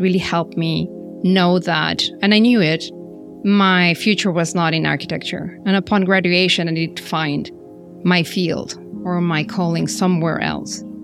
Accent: Mexico; moved away as an adult; I'm originally from Mexico, studied there all my schooling years and childhood was in Mexico.

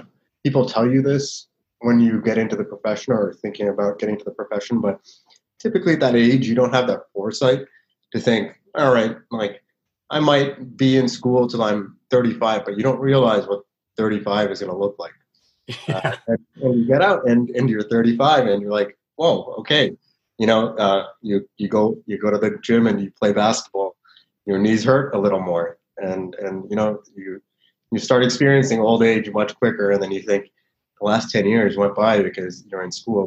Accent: Mississauga, Ontario, Canada; also born or lived in United States; I grew up here in Toronto, in Mississauga, particularly in the West

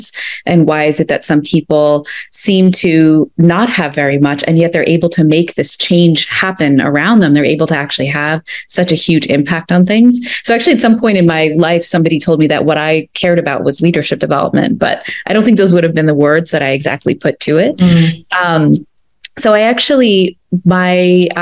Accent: United States; I grew up in the United States, but my family emigrated from India like about 50 years ago

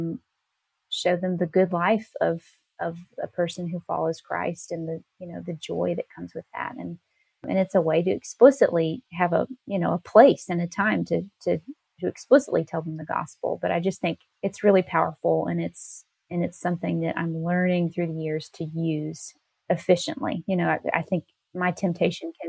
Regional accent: Nashville, Tennessee, United States; moved away as an adult; I grew up more in the Nashville area, but I moved to this little town when I was a young adult

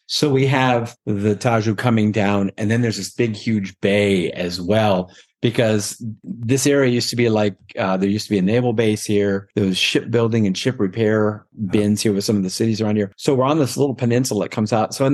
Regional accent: Palm Springs, California, United States; now in Almada, Portugal; And of course, you know, we're from Palm Springs, where 127 is just

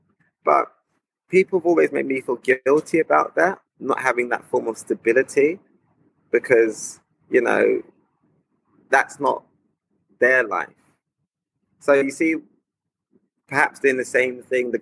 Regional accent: London, United Kingdom; as a black person growing up in London in the 90s

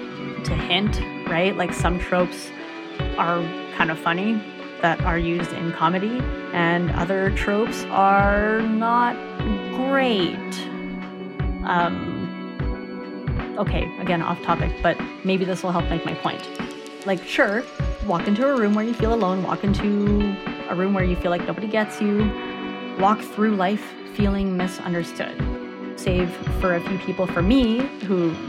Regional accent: Canada; I'm born in Canada, so I'm Canadian

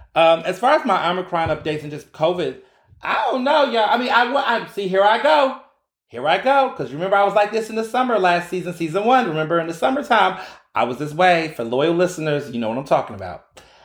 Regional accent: Houston, Texas, United States; also born or lived in Chicago; now in Philadelphia, United States; I grew up in Houston

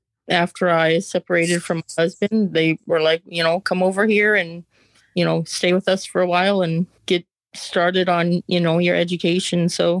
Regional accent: Dickinson, North Dakota, United States; I was born and raised in Dickinson, North Dakota, and I went to the public schools in Dickinson and Dickinson High School.

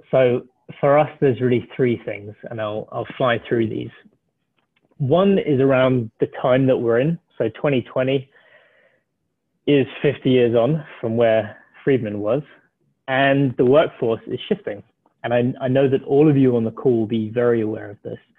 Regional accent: South Africa; also born or lived in Ireland; as Nick said, I'm the South African Irish person, so a bit of a weird mix, and I sound very British

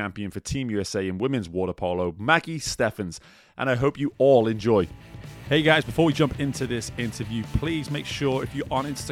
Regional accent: England, United Kingdom; moved away as an adult; now in United States; I grew up playing soccer in England.

